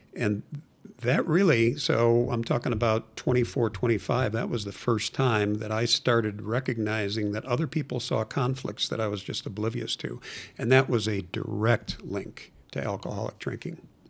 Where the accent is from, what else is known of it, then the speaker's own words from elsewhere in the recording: Chicago, Illinois, United States; now in Denver, United States; I was born and raised in Chicago and, uh, lived in the western suburbs of Chicago